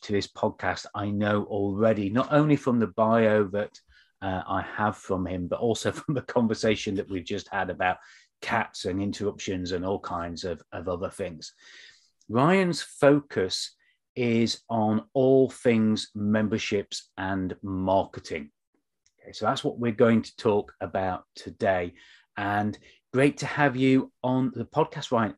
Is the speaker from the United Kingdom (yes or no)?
yes; United Kingdom; we're both British